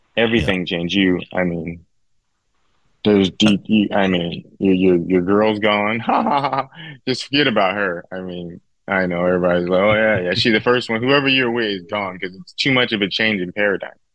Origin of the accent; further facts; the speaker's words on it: Victorville, California, United States; I grew up in Victorville, California